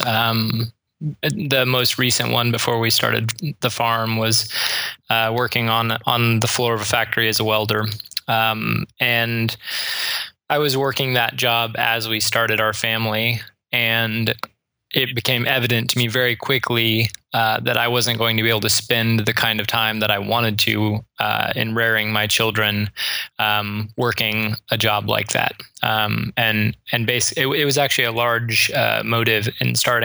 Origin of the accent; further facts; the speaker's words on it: Springfield, Missouri, United States; both Melissa and I grew up here in Springfield